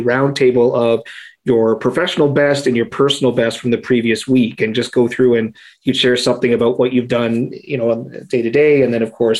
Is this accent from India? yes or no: no; Canada; being Canadian